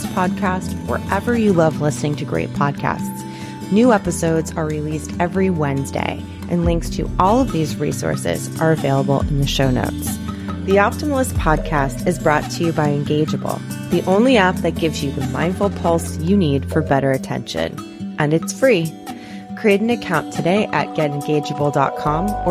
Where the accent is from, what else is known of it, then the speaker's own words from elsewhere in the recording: Long Island, New York, United States; now in Los Angeles, United States; I'm from Long Island